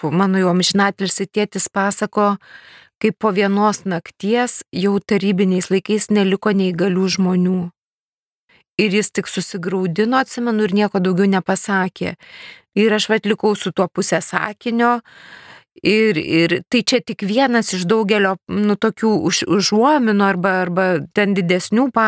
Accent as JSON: {"language": "Lithuanian", "country": "Lithuania", "said": "aš kaip lietuvė"}